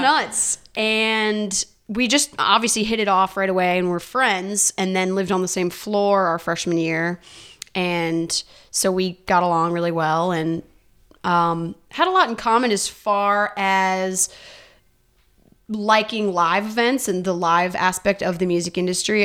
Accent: Northern Indiana, United States; moved away as an adult; now in Nashville, United States; I am from Northern Indiana

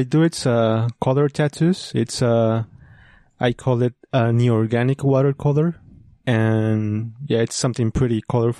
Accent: New York City, New York, United States; born there; So they moved to New York, and I was born in New York.

